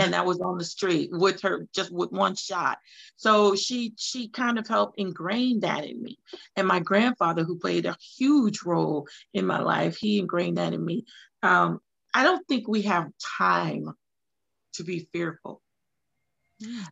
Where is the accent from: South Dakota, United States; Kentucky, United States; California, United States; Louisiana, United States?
Louisiana, United States; moved away as an adult; now in Hinesville, United States; I'm originally from Louisiana, moved to Georgia in 2001 uh, by way of the military